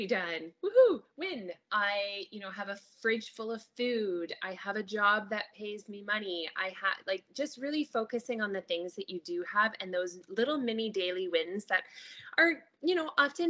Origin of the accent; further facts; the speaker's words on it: Ontario, Canada; now in British Columbia, Canada; I live out here in BC, but we are originally from Ontario